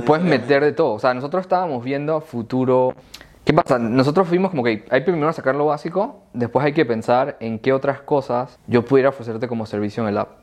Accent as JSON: {"language": "Spanish", "country": "Panama", "said": "yo siendo panameño"}